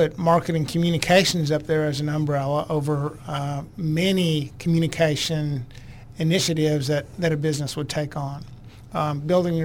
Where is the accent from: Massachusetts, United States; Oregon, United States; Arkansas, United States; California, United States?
Arkansas, United States; Fayetteville; also born or lived in New York; I grew up in Fayetteville. I was born in New York.